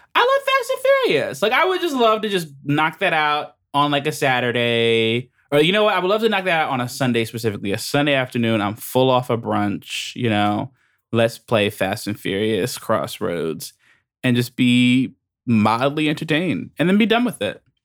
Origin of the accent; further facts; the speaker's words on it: United States; I'm American